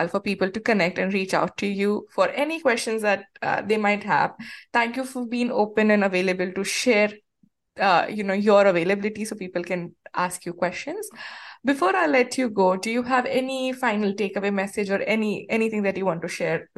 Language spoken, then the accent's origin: English; India; moved away; my professional journey in this new country when I moved here from India.